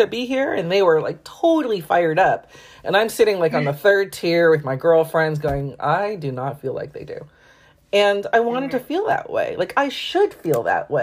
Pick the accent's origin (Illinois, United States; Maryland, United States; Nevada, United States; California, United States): California, United States; Bay Area, Silicon Valley; moved away; also born or lived in Brooklyn, New York; I grew up in the Bay Area, in the Silicon Valley, and it's so expensive